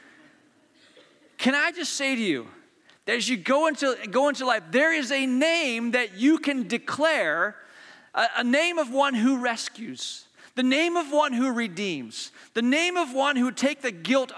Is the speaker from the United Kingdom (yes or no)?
no; Hong Kong; I was born in Hong Kong, and my brother was in the second grade at Hong Kong International School